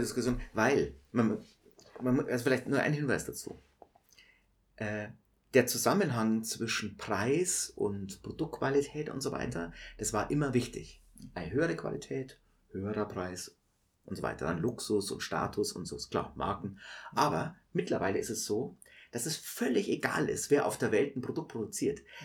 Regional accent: Munich, Bavaria, Germany; also ich bin in der Maistraße geboren und habe nie längere Zeit außerhalb Münchens gelebt.

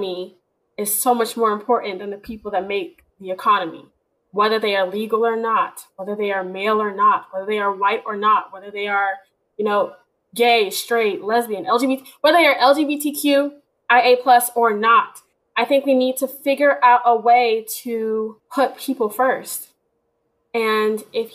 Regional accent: Houston, Texas, United States; I'm from Texas

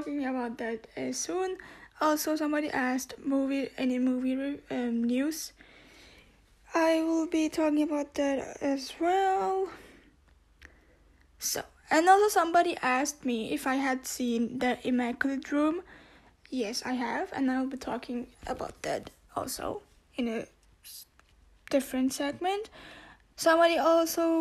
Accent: Austria; first language Turkish; English is a second language; I was born in Europe, I can, more like in Austria, I can speak German

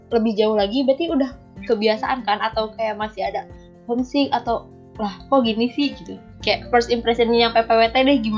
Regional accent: Bandung, West Java, Indonesia; also born or lived in Tasikmalaya; aku lahir di Tasik tapi berhubungan uh, keluarga aku di Bandung karena kerjanya di Bandung jadi ya udah aku ikut ke Bandung gitu guys dan sekarang aku di Bandung

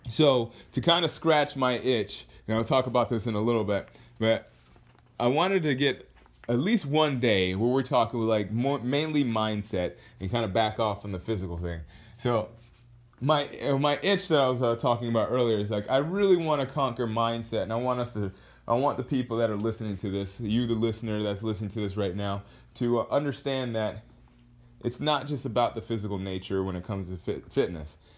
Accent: Georgia, United States; born there; also born or lived in Hawaii / Texas / Rhode Island / Kentucky; I was born in Georgia. I've lived in, uh, geez, I don't even, let's, let's count together. I've lived in, in Georgia. Then from Georgia, I moved to Hawaii. Then from Hawaii, I moved to uh, Texas. Then I moved to Rhode Island.

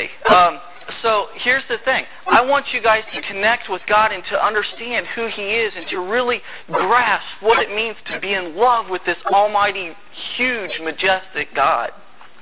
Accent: Indiana, United States; moved away as an adult; also born or lived in North Carolina; I'm from Indiana

